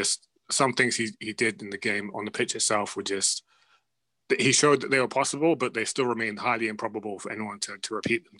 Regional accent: England, United Kingdom; as someone growing up in England

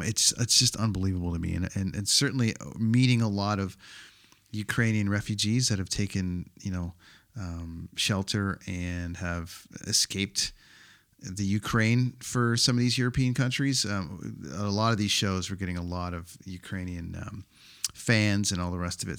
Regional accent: Canada; my home country of Canada

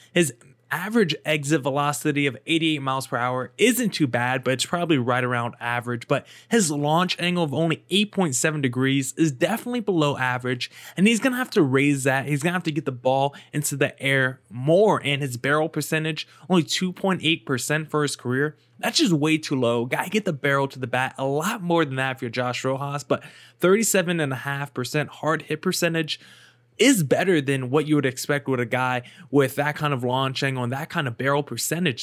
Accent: New Jersey, United States; I'm from Jersey

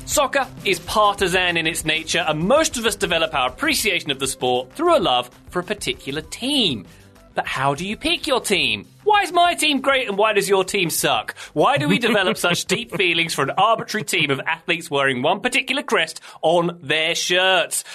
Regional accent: London, United Kingdom; I grew up in South London

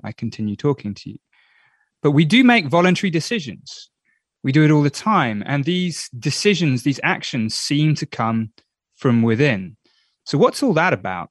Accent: England, United Kingdom; I'm English.

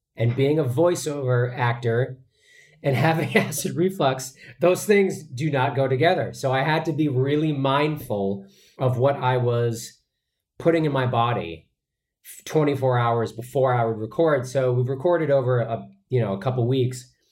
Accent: Boston, Massachusetts, United States; growing up in Boston

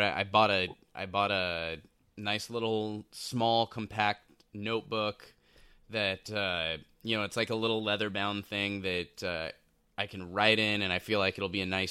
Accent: Southern California, United States; I'm a kid from Southern California

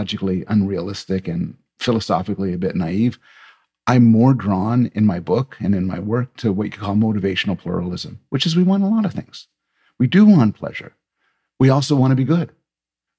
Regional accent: Canada; I'm Canadian

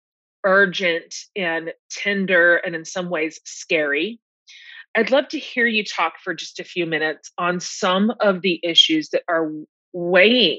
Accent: Texas, United States; as a Texan

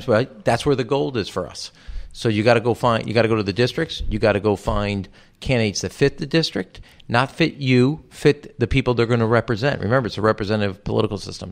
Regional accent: Chicago, Illinois, United States; my birth certificate to prove I was from Chicago, not Israel

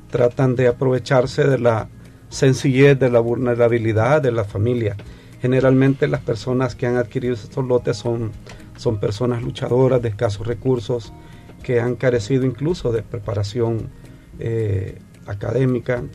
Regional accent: El Salvador; hemos venido pidiéndole al señor presidente que, que nos apoye porque somos familias salvadoreñas.

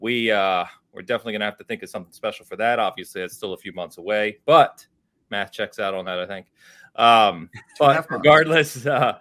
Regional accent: San Francisco, California, United States; I'm from San Fran

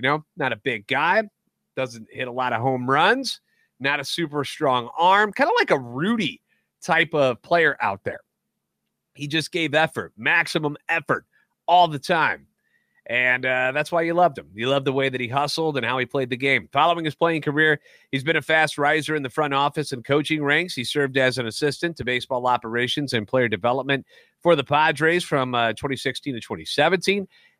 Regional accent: St. Louis, Missouri, United States; I'm a national radio sports anchor, born and raised in the Lou and a lifetime Cardinals fan

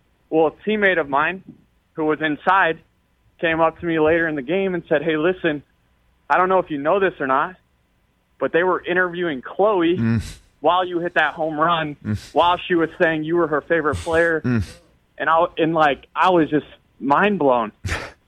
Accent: St. Petersburg, Florida, United States; I'm from St. Pete, that is my community

